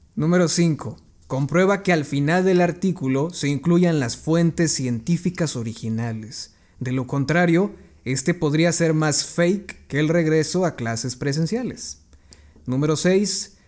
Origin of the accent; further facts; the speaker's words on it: Mexico; la sociedad mexicana. ¿Por qué? Somos una cultura que cree más en la religión